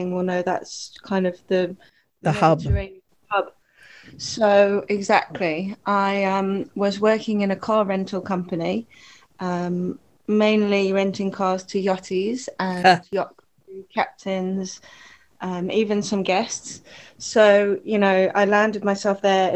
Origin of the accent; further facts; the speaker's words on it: Lytham St Annes, North West England, United Kingdom; moved away as an adult; now in Oxted, United Kingdom; I grew up in Lancashire, up north in the UK, a lovely little coastal town called Lytham St. Anne's. I spent the first 18 years of my life there